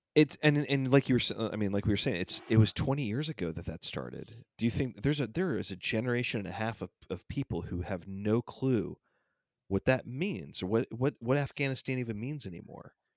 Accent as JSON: {"language": "English", "town": "Atlanta", "region": "Georgia", "country": "United States", "tie": "born or raised there", "said": "my hometown team"}